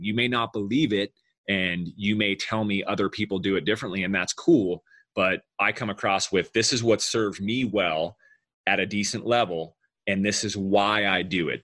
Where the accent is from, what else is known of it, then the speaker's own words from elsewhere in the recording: Southern California, United States; we grew up in Southern California